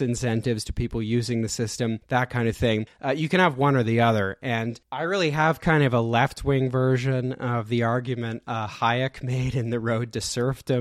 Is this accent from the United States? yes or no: no; Canada; speaking as a Canadian